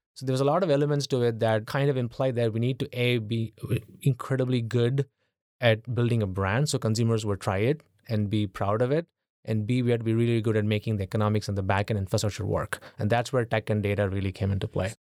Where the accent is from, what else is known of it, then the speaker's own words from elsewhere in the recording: India; moved away as an adult; now in United States; I grew up in, in India in the eighties